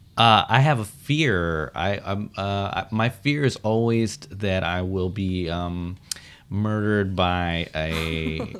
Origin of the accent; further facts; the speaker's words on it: Washington, District of Columbia, United States; moved away as an adult; also born or lived in Oakland, California; they moved to Washington, D.C., where I was raised. I lived in Washington, D.C. until I went to college